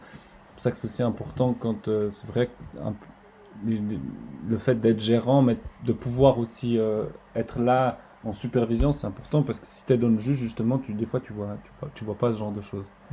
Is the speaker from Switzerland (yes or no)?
yes; Estavayer-le-Lac, Fribourg, Switzerland; je viens d'Estabayer-le-Lac